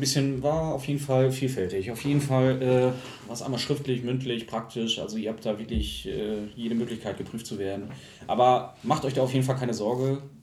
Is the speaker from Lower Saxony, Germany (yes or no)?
yes; Lingen, Lower Saxony, Germany; moved away as an adult; ich komme ja halt aus Lingen und ähm, habe davor noch in einem kleineren Dörfchen in der Nähe von Lingen gewohnt